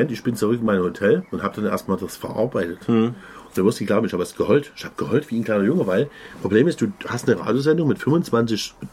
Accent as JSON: {"language": "German", "town": "Dresden", "region": "Saxony", "country": "Germany", "said": "als Dresdner hätte ich Uftar machen müssen."}